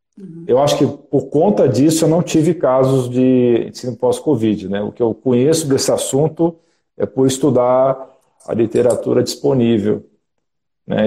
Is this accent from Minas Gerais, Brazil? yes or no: no; Brasília, Federal District, Brazil; moved away as an adult; now in São Paulo, Brazil; eu sou natural de Brasília